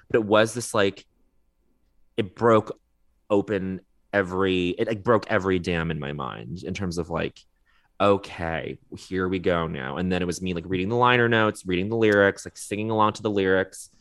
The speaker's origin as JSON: {"language": "English", "town": "Montreal", "region": "Quebec", "country": "Canada", "tie": "born or raised there", "moved": "yes", "said": "growing up in Montreal for a portion of my childhood"}